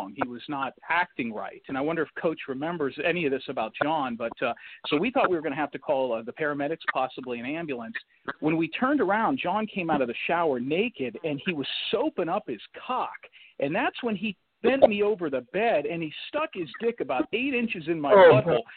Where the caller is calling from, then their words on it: Orlando, Florida, United States; I'm calling from Orlando, Florida